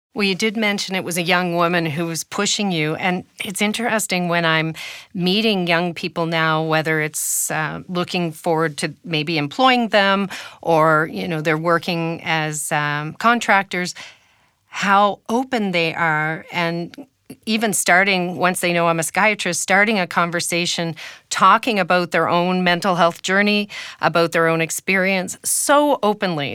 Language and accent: English; Canada; as a Canadian